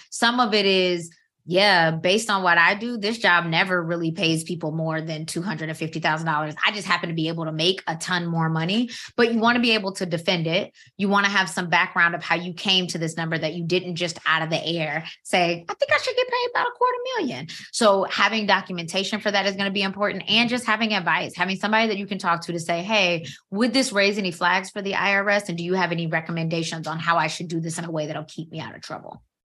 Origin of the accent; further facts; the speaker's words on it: Georgia, United States; now in Maryland, United States; I'm from Georgia